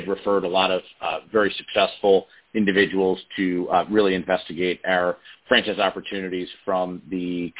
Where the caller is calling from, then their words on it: Doylestown, Pennsylvania, United States; I'm calling from Doylestown, Pennsylvania, just outside of Philadelphia.